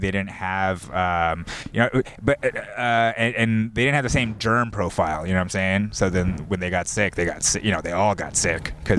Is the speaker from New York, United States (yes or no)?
no; Los Angeles, California, United States; I am Korean. But I grew up here. I grew up here in the Valley mostly.